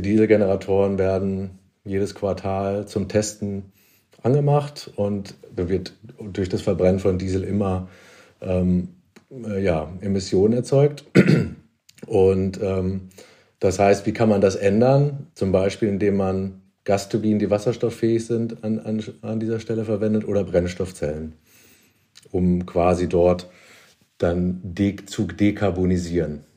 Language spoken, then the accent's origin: German; Hamelin, Lower Saxony, Germany; moved away as an adult; also born or lived in Berlin; ich komme aus Niedersachsen, Hameln, Rattenfänger von Hameln, also eine Kleinstadt in der Nähe von Hannover